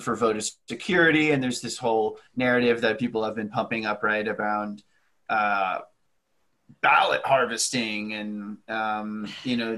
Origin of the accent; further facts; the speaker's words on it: Dallas, Texas, United States; In my hometown